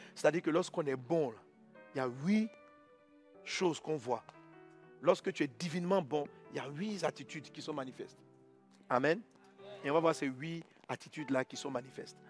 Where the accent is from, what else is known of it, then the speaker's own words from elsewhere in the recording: Côte d’Ivoire; je suis ivoirien. En tant qu'Ivoirien, je dois vivre sur le territoire